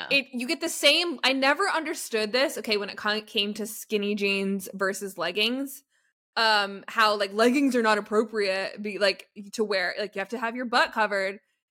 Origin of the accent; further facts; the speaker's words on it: Canada; as a Canadian